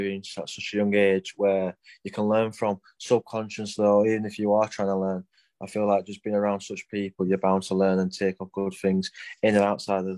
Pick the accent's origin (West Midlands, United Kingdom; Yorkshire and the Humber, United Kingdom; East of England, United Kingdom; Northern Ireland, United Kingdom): Yorkshire and the Humber, United Kingdom; Rotherham; now in Sheffield, United Kingdom; I'm from Rotherham, but obviously I'm based in Sheffield